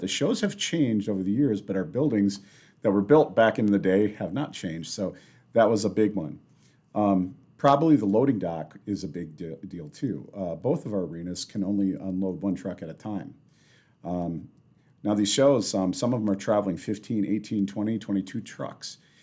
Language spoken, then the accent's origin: English; Sioux Falls, South Dakota, United States; moved away as an adult; now in Rapid City, United States; I'm actually from Sioux Falls